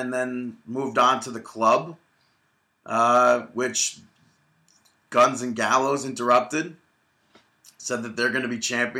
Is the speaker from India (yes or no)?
no; Canada; Dean, I'm Canadian.